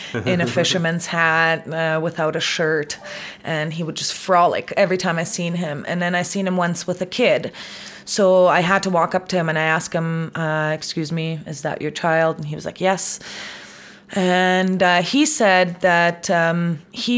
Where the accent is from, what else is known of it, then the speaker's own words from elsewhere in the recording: Munich, Bavaria, Germany; moved away as an adult; now in Canada; I'm from Munich